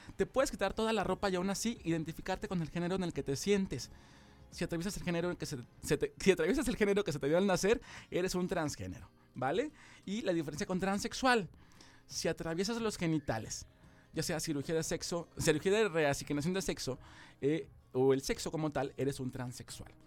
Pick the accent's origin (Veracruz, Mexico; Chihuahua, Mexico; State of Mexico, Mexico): Veracruz, Mexico; Poza Rica; soy de Poza Rica